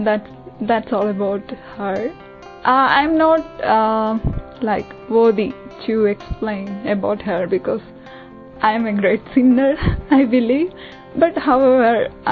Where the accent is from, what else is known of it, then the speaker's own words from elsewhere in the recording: Kerala, India; moved away as an adult; now in United Kingdom; I'm from Kerala.